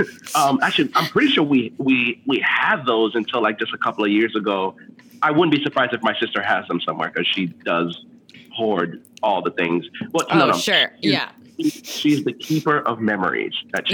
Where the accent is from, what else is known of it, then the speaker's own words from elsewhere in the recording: Miami, Florida, United States; English is a second language; So I grew up in Miami, and so Disney World was just like right up the road, like about mm-hmm. 3.5-4 hours away.